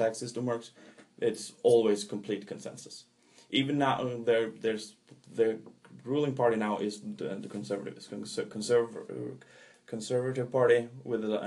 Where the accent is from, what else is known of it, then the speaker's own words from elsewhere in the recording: Trondheim, Trøndelag, Norway; my hometown of Trondheim